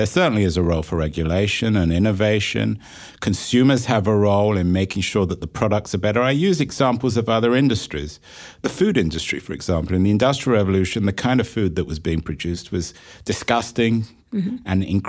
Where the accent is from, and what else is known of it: England, United Kingdom